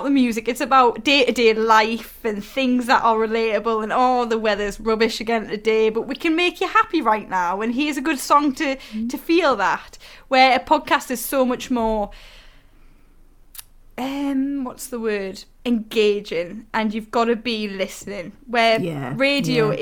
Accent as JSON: {"language": "English", "area": "the North East", "region": "North East England", "country": "United Kingdom", "said": "I'm from the Northeast and it's my accent"}